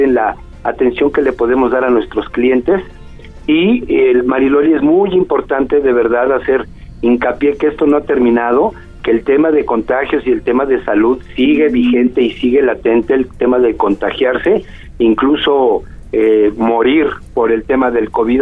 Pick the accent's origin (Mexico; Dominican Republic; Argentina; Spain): Mexico; Puebla; podamos convivir como poblanos